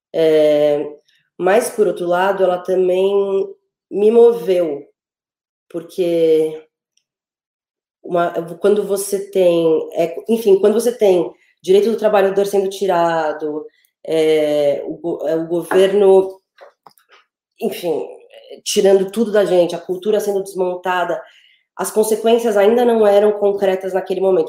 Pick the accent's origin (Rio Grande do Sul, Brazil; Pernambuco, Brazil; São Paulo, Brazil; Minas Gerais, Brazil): São Paulo, Brazil; eu sou de São Paulo